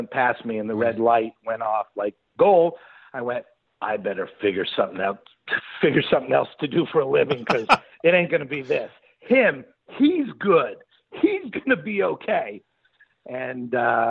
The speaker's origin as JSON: {"language": "English", "town": "Montreal", "region": "Quebec", "country": "Canada", "tie": "born or raised there", "moved": "yes", "lives_now": "Los Angeles, United States", "said": "I grew up in Montreal"}